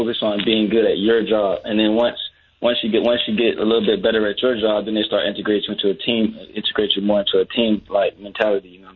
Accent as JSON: {"language": "English", "town": "Jacksonville", "region": "Florida", "country": "United States", "said": "I'm from the south side of Jacksonville"}